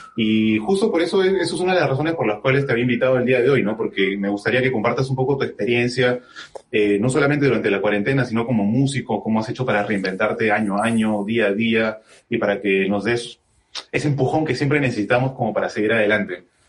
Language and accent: Spanish; Trujillo, La Libertad, Peru; yo también soy de Trujillo